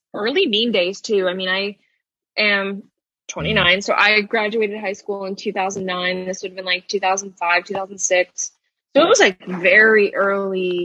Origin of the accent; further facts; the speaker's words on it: Albany, New York, United States; moved away as an adult; now in New York City, United States; I'm from Albany. I think that tells you everything you need to know about like my upbringing, maybe